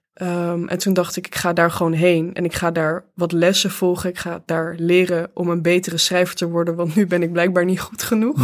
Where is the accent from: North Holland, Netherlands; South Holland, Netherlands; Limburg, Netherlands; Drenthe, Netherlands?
Limburg, Netherlands; Venray; moved away; in de Schouwburg van Venray, waar ik ben opgegroeid.